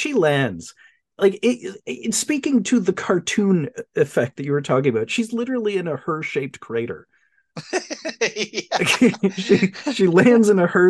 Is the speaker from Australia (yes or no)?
yes; Australia; and I'm Australian